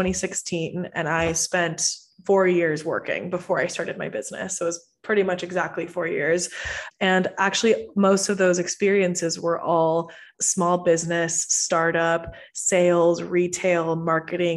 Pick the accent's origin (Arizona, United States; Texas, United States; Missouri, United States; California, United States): Texas, United States; Houston; also born or lived in Venezuela; I'm originally from Venezuela, and I moved to Houston when I was 7. So I grew up in Texas, grew up in the States